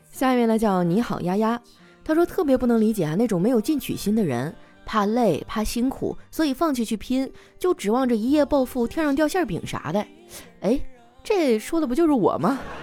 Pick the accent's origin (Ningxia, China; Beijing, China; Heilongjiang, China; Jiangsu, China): Heilongjiang, China; Qitaihe; now in Shanghai, China; 我的家乡七台河